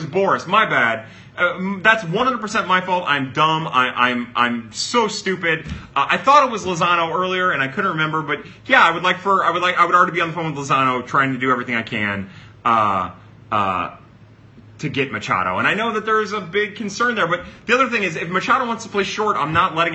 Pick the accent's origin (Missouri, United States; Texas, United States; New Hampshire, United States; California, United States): Missouri, United States; St. Louis; I grew up in South St. Louis City